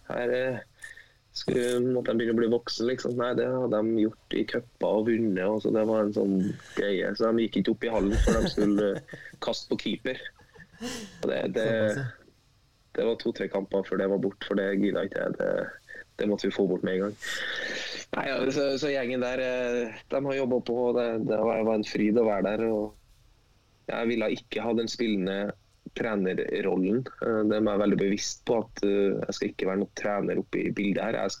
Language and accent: Norwegian; Trøndelag, Norway; ja, jeg, som trønder?